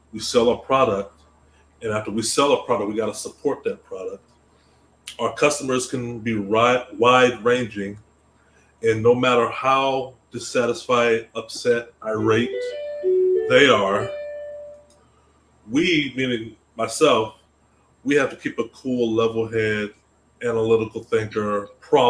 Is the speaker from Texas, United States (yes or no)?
yes; Austin, Texas, United States; I'm originally from Austin, Texas, another tech city